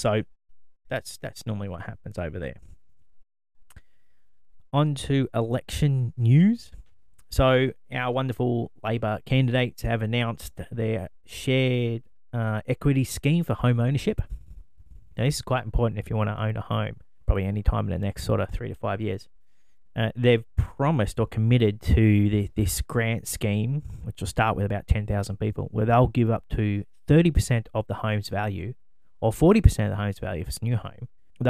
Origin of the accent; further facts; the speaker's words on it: Australia; I'm Australian.